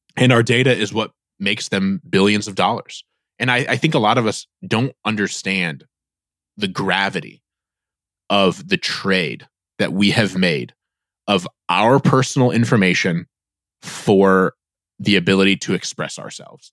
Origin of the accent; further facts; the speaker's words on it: Northeast Indiana, United States; I grew up in Northeast Indiana